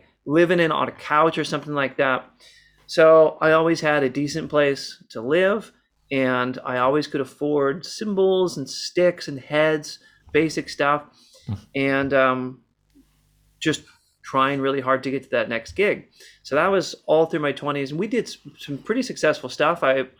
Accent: Seattle, Washington, United States; And we've been partnered in music for a really long time, growing up in Seattle.

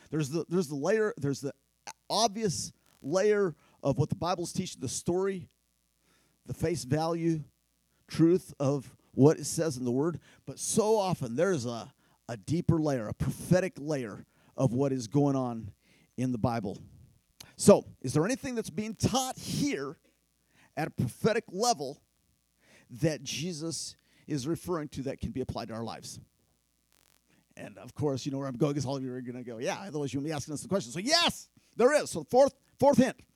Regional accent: Philippines; But in my tribe where I grew up in the Philippines, we use machetes to cut our fingernails

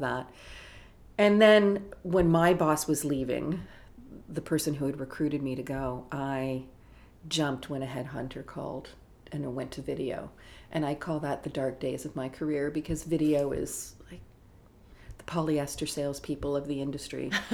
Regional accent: Toronto, Ontario, Canada; I was from Toronto. My parents were still here

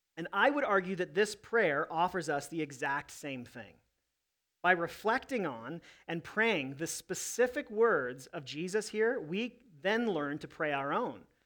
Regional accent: United States; I love being an American

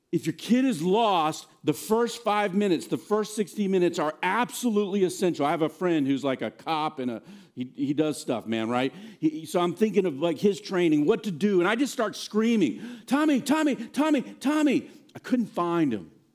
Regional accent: Virginia, United States; moved away; also born or lived in Blacksburg, Virginia / Nashville, Tennessee / New Jersey; I grew up in Virginia, but both my mom and dad are from here

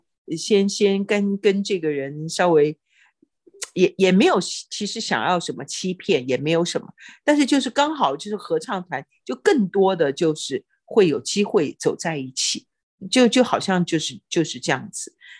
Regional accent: China; 我们中国人其实都不是很喜欢那种很积极、很主动的那种，至少是我了哈。

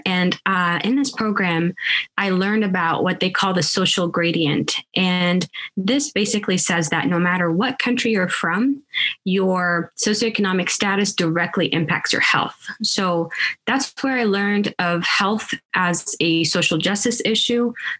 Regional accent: Seattle, Washington, United States; also born or lived in Sudan; now in Kansas, United States; I was born in Sudan and moved to the States in 1999. And so, moving from Northeast Africa to Seattle, where I kind of grew up as well, and then to Kansas in 2004

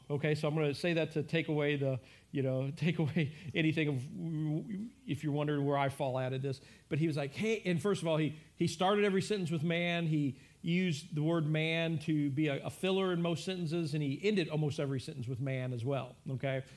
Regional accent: United States; We, as as American church, as the American church

